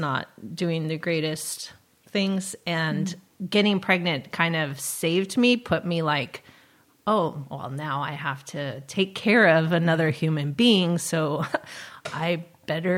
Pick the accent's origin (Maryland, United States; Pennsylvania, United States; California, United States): California, United States; Los Angeles; also born or lived in Solvang; now in Los Alamos, United States; I was born and raised in Los Angeles area